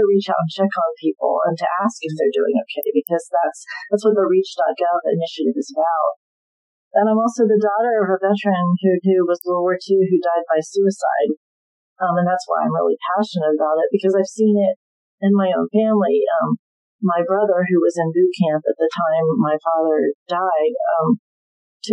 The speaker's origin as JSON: {"language": "English", "region": "Southern Ohio", "country": "United States", "tie": "born or raised there", "said": "growing up in Southern Ohio, I was surrounded by veterans."}